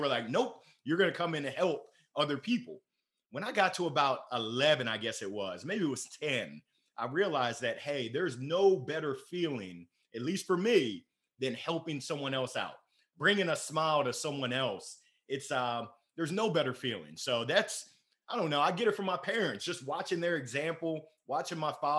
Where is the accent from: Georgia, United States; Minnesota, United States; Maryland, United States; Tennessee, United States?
Maryland, United States; Columbia; also born or lived in Baltimore / Danville, Illinois / Grand Island, Nebraska / Tuscaloosa, Alabama; Outside of Baltimore. I grew up in Columbia, Maryland. It's crazy. I was born in Baltimore and we moved around. I've lived in Danville, yeah, Illinois, Grand Island, Nebraska, Tuscaloosa, Alabama